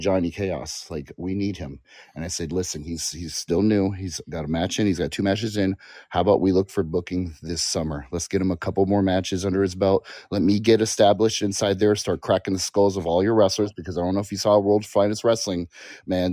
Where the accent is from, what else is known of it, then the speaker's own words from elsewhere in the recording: Hawaii, United States; also born or lived in California; growing up in Hawaii.